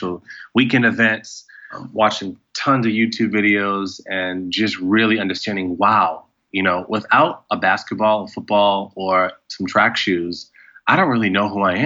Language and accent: English; central Massachusetts, United States; moved away as an adult; now in Los Angeles, United States; I was born on the East Coast in central Massachusetts